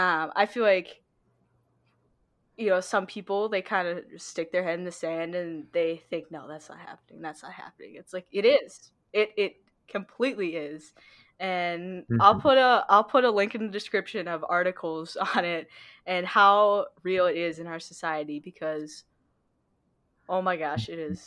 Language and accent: English; China; since people know that I am from China, some people I could tell they were just, like, taken back